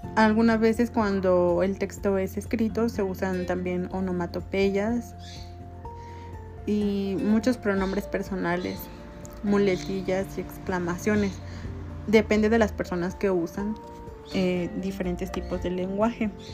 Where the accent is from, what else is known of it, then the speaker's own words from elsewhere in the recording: Mexico; nosotros como mexicanos